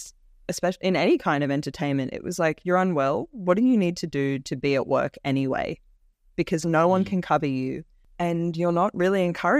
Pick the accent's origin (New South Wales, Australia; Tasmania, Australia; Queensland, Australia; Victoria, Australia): New South Wales, Australia; Orange; child me growing up in Orange couldn't even imagine.